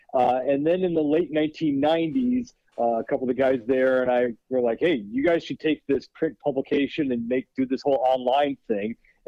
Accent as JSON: {"language": "English", "town": "Minneapolis", "region": "Minnesota", "country": "United States", "tie": "born or raised there", "also_born_or_lived": "Wisconsin", "moved": "yes", "lives_now": "Chicago, United States", "said": "So I grew up in Minneapolis. He worked in the University of Minnesota. I went to Wisconsin because it got me in-state tuition with Minnesota. And then I live in Chicago."}